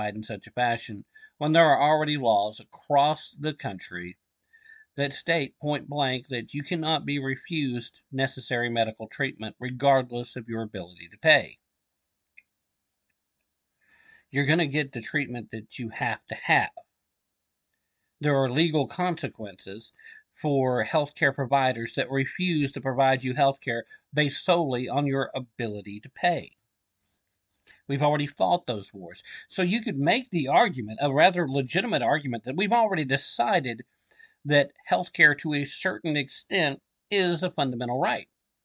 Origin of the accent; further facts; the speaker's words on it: Tennessee, United States; I'm from Tennessee.